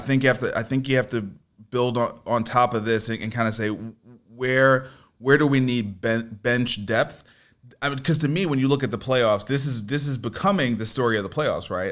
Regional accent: New York City, New York, United States; I grew up in New York

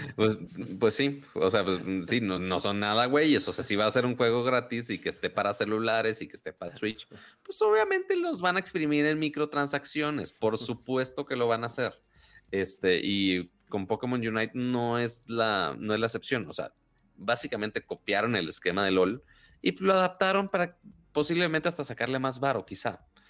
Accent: Monterrey, Nuevo León, Mexico; soy de Monterrey

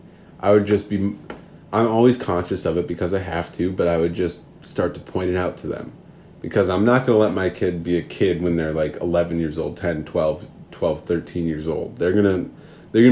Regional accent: Minnesota, United States; accent: Minnesota; Oh, just in that Minnesota accent. I'm from Minnesota.

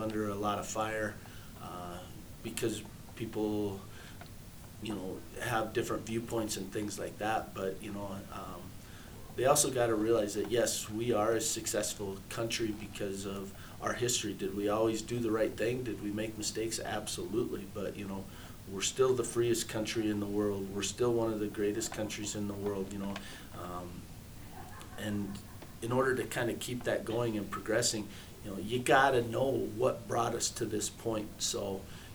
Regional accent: Custer, United States; growing up in Custer, that's back when Custer was the heyday

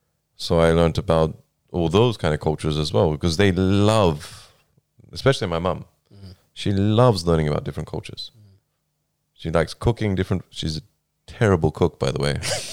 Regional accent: Australia; growing up in Australia as well is quite different because there's multiculturalism everywhere.

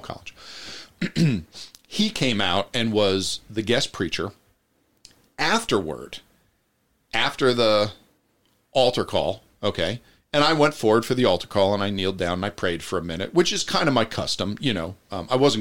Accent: New Jersey, United States; moved away; I went back to New Jersey to visit my family

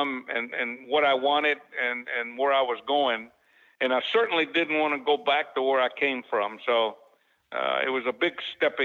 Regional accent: Dallas, Texas, United States; also born or lived in Rowlett, Texas; I was born in Rowlett, Texas, which is about 30 miles just east out of Dallas. And I moved to Dallas when I was six and a half years old

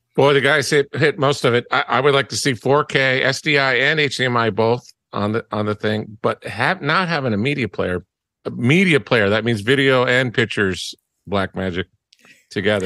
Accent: Las Vegas, Nevada, United States; I'm born and raised in Vegas

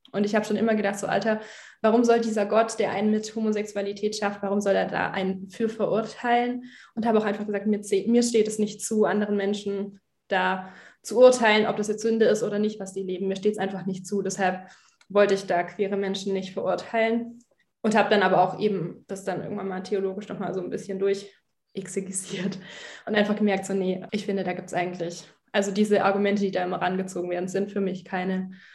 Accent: Germany; Bin in einer Freikirche aufgewachsen in Deutschland.

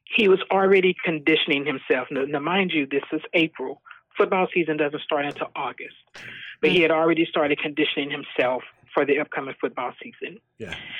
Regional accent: Texas, United States; moved away as an adult; also born or lived in Skyway, Washington; now in Puyallup, United States; We are originally from Texas

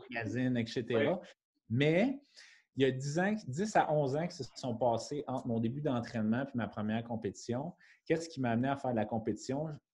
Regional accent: Montreal, Quebec, Canada; now in Brossard, Canada; je suis natif de la ville de Montréal. Maintenant, je suis établi avec ma conjointe Émilie sur la rive sud à Brossard

